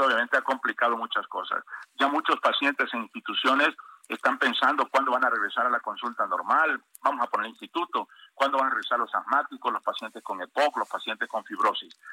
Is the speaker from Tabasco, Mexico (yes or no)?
yes; Tabasco, Mexico; en mi tierra, en Tabasco